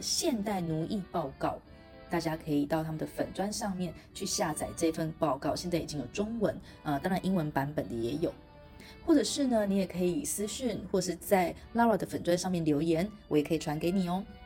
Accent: Taiwan; 身为一个台湾人

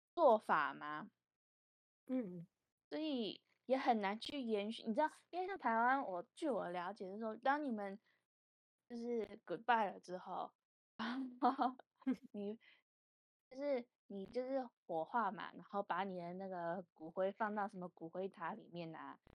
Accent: Vancouver, British Columbia, Canada; also born or lived in Taiwan; 我跟我哥在国外长大

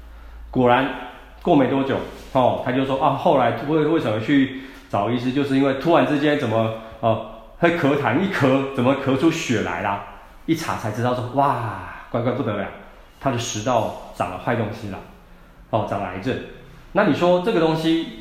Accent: Taiwan; 那或者是他，你在我们台湾人来讲的话，又很喜欢常吃一些刺激性的食物啊

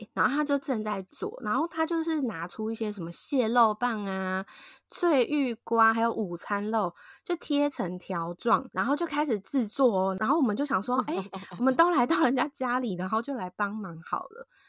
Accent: southern Taiwan, Taiwan; 就很像我们那种台湾南部人的感觉

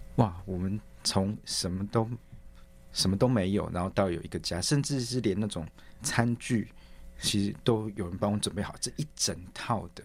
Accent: Taiwan; moved away as an adult; now in Scotland, United Kingdom; 跟家人一起团聚，然后也顺便回来投票，来参与台湾的未来

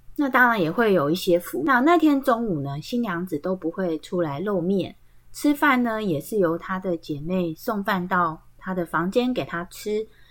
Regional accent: Tai'an Township, Miaoli County, Taiwan; 他们是在苗栗滩，像其实就是在我们家旁边，哦，对，我们的老家都在旁边而已哦

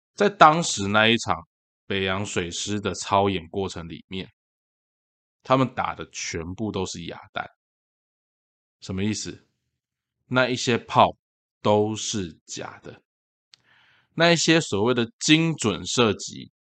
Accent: Tainan, Taiwan; 因为这件事情发生在台南，然后又是在我的老家安南区

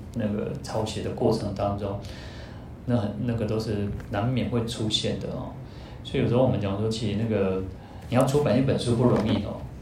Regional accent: Taiwan; 我们在，在台湾出生

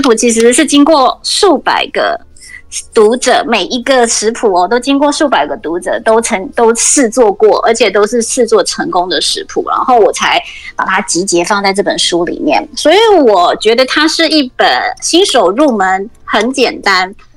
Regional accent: Taiwan; now in Sydney, Australia; 我们台湾人

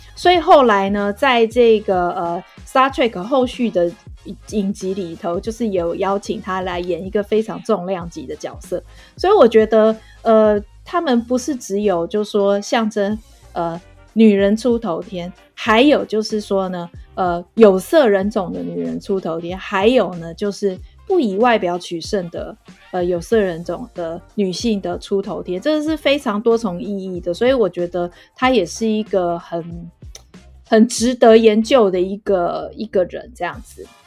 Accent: Taiwan; 我们这个台湾

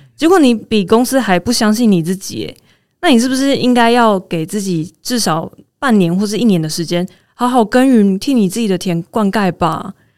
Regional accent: Taiwan; 我是台湾人，我可以介绍你们去哪里玩哦

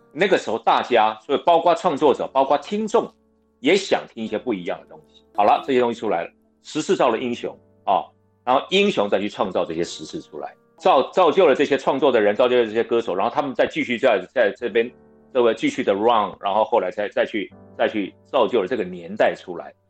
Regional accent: Pingtung, Pingtung County, Taiwan; 因为我在屏东市长大对，但是因为我妈妈是台湾族的原住民

